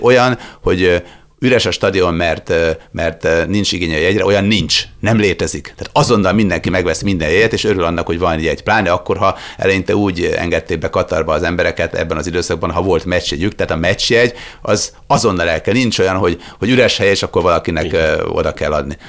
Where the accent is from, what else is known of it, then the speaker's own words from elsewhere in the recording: Sopron, Győr-Moson-Sopron, Hungary; Sopronba születtem